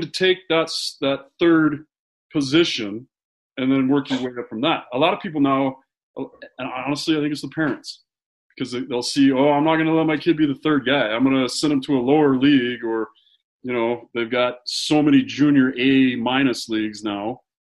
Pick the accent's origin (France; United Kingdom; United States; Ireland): United States; Utah; growing up in Utah